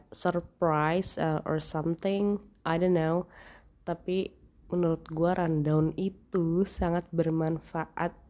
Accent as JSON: {"language": "Indonesian", "region": "Jakarta", "country": "Indonesia", "said": "tapi gue kan orang Jakarta ya gue bawa baju itu limited sekali"}